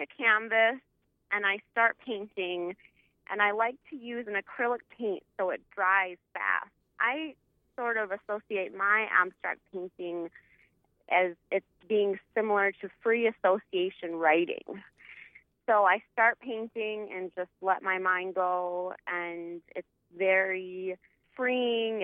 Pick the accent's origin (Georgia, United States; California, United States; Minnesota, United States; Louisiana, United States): Minnesota, United States; Stephen; moved away as an adult; also born or lived in Milwaukee, Wisconsin; now in Nash, North Dakota, United States; I was born and raised in Stephen, Minnesota.